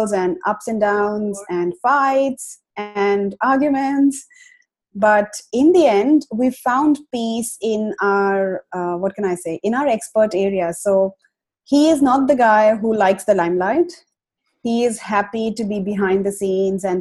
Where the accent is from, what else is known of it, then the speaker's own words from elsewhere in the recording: India; moved away as an adult; now in Australia; a runaway from India. So my husband and I, we migrated to Australia almost 4 years ago now